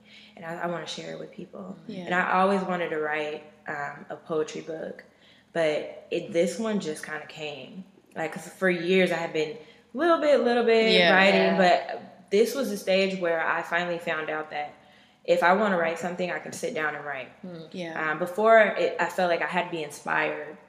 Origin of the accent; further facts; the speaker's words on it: Seattle, Washington, United States; also born or lived in Renton, Washington; I'm from Seattle. I was born, raised in Skyway, and yeah, I guess it's arguable whether that's a part of Seattle